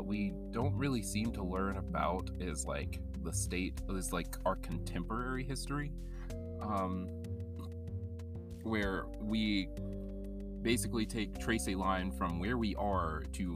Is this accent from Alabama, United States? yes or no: yes; South Alabama, United States; born or raised there; also born or lived in California / Barbados (family)